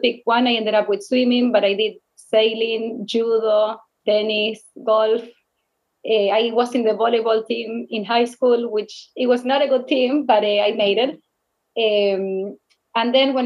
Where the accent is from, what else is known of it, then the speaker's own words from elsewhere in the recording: Rosario, Santa Fe, Argentina; English is a second language; moved away as an adult; now in New York City, United States; I grew up in Rosario. It's like 200 miles from Buenos Aires.